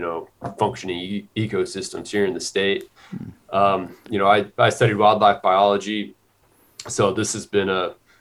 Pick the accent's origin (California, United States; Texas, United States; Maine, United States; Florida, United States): Texas, United States; born or raised there